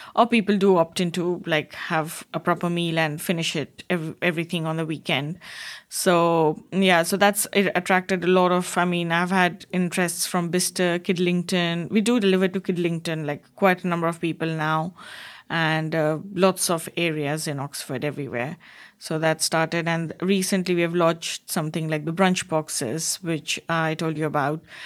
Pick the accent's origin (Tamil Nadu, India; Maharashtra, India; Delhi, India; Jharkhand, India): Jharkhand, India; Jamshedpur; moved away as an adult; also born or lived in Kolkata, India / Bangalore, India; now in Wantage, United Kingdom; I grew up in a very small town called, like, Jamshedpur, uh, And then, again, we moved to Kolkata, like, when I was a bit bigger.